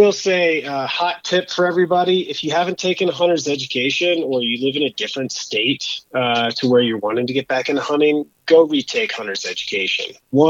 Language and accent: English; Bethel, Alaska, United States; moved away; also born or lived in Alabama / Georgia / Vermont; I'm originally from Alabama, but when I was a kid, my parents moved us up to Bethel, Alaska, where I got into hunting and fishing and kind of enjoying the outdoors.